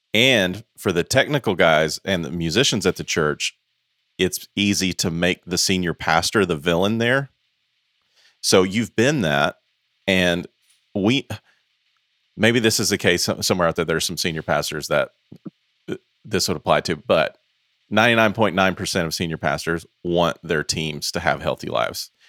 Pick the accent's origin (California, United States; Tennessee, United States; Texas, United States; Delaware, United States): Tennessee, United States; Knoxville; I'm from Knoxville, Tennessee